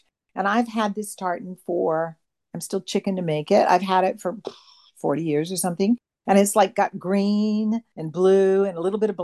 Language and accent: English; Hawaii, United States; now in Tasmania, Australia; I was raised in Hawaii